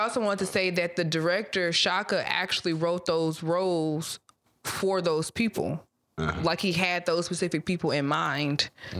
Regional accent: Mobile, Alabama, United States; Nobody would think I was from Mobile or the South.

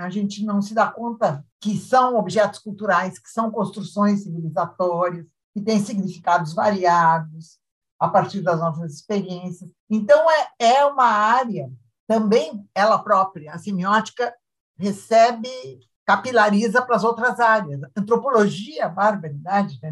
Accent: Estrela, Rio Grande do Sul, Brazil; also born or lived in Lajeado / Santa Cruz do Sul / Bagé / Jaguarão; Então eu me considero de estrela, casei ali, tive meus filhos

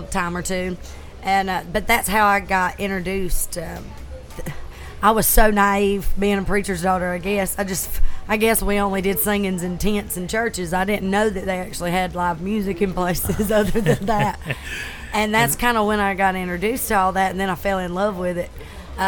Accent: Cannon's Campground, South Carolina, United States; I am from Cannon's Campground.

